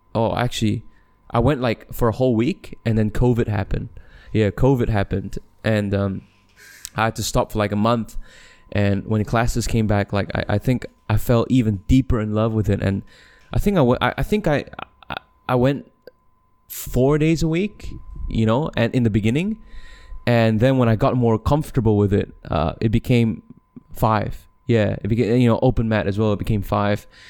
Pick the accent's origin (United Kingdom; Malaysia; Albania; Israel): Malaysia; also born or lived in Australia; I'm, I'm from Malaysia